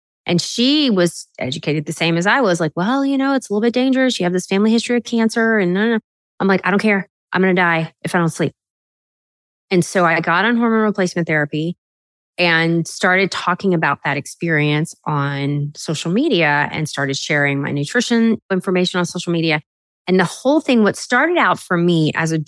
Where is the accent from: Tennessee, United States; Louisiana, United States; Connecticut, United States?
Louisiana, United States; South; I grew up in South Louisiana where girls didn't become doctors